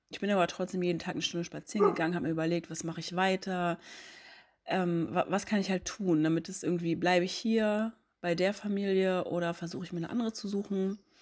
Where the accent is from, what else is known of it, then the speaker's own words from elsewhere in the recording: Hamburg, Germany; ich bin Mitte 30 und ich komme ursprünglich aus Hamburg.